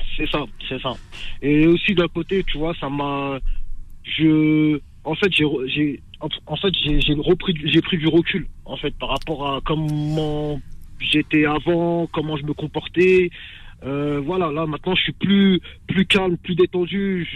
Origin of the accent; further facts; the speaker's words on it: Morocco; now in France; je suis de Casablanca et Agadir